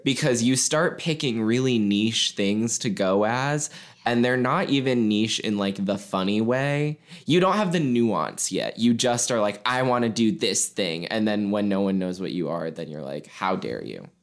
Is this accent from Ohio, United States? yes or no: yes; Mason, Ohio, United States; Catholic elementary school that's in my hometown